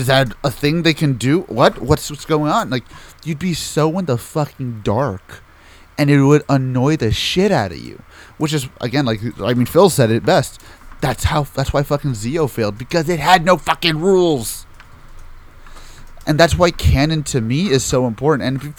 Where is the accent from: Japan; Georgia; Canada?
Japan; English is a second language; I come from Japan, and every time I see Americans talk about toku, excluding you, of course, it seems like they are thinking too much with the mindset that is commonplace in your country and not the mindset that is commonplace in mine.